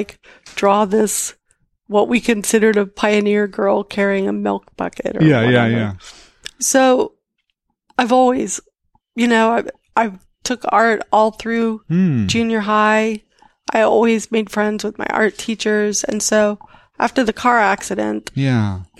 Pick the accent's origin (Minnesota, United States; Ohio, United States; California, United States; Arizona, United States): Minnesota, United States; moved away as an adult; also born or lived in Iowa; growing up in Minnesota from age 10 on